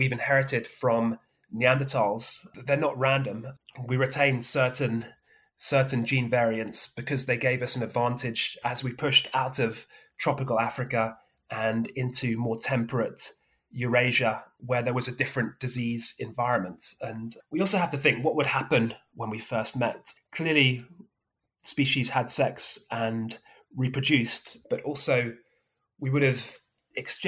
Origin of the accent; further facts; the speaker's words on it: Somerset, South West England, United Kingdom; moved away; I grew up in Somerset